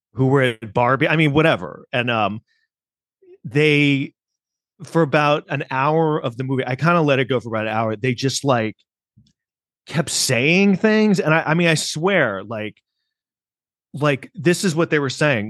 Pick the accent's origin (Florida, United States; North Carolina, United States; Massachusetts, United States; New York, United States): New York, United States; New York City; as a New Yorker